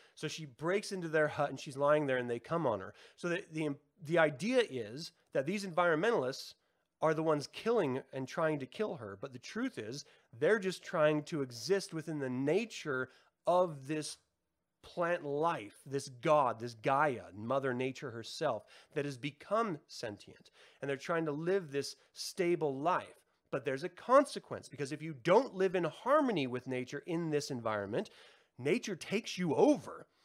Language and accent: English; United States; we've been poisoned as an American society